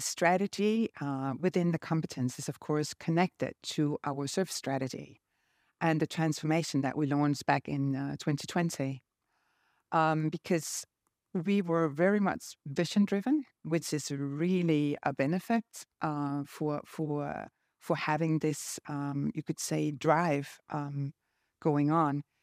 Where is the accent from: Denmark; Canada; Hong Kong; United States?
Denmark; I'm from Denmark.